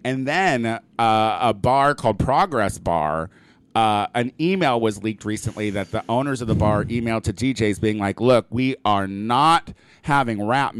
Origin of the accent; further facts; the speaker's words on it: Illinois, United States; moved away; also born or lived in Chicago; I am originally from Illinois, and I lived in Chicago for quite some time.